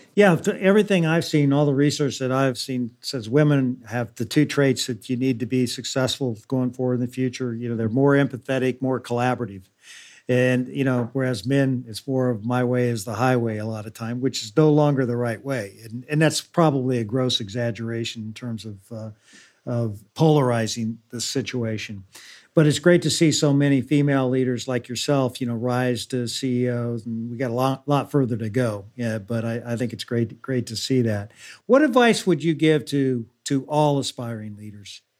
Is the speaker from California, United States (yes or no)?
no; Kansas City, Missouri, United States; growing up in Kansas City, Missouri, that was a phrase we would use too.